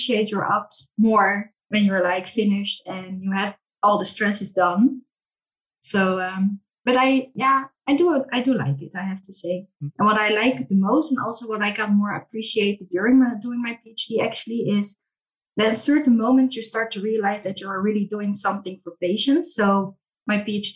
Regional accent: Rotterdam, South Holland, Netherlands; I'm Dutch, born and raised in Rotterdam

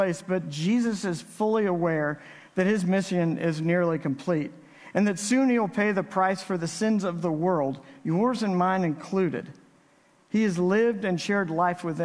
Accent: Navasota, Texas, United States; now in Midland, United States; Creed and I grew up together in Navasota, Texas

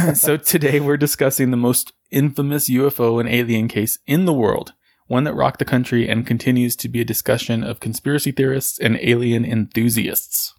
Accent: Socorro, New Mexico, United States; where I grew up in Socorro

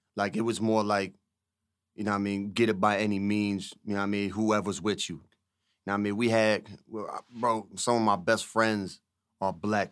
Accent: Riverside, New Jersey, United States; moved away; also born or lived in Camden, New Jersey / Pensacola, Florida; I'm from Camden, because, I mean, I also grew up in those areas as well

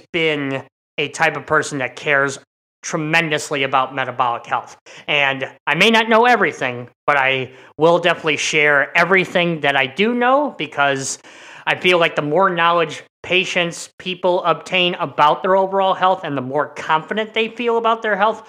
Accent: Midwest, United States; as a Midwesterner

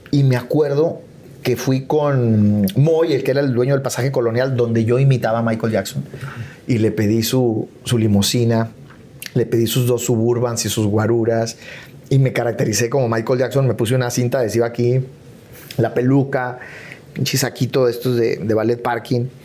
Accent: Chihuahua, Mexico; now in Mexico City, Mexico; cuando yo me fui, me mudé de Chihuahua a, la Ciudad de México, renté dos cuartitos en la Nápoles

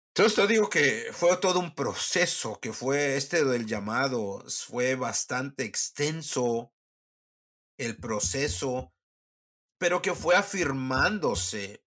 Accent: Mexico; moved away as an adult; also born or lived in Huasteca / Mexico City / North Africa; now in South Texas, United States

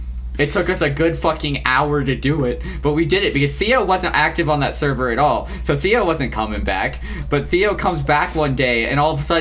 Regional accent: North Carolina, United States; I'm from North Carolina

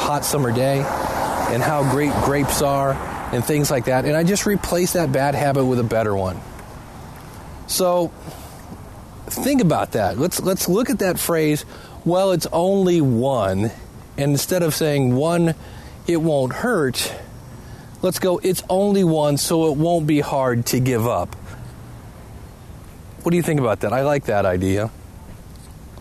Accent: Ohio, United States; also born or lived in Cleveland, Ohio; I live in Cleveland, Ohio

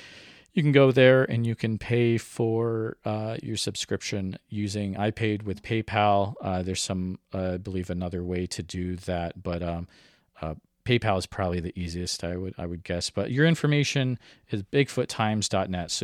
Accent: Iowa, United States; I'm from Iowa

